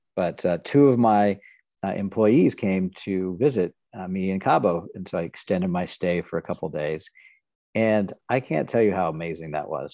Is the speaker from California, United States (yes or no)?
no; Nebraska, United States; moved away as an adult; also born or lived in Houston, Texas / Tulsa, Oklahoma / Kansas City; I grew up in Nebraska for the most part.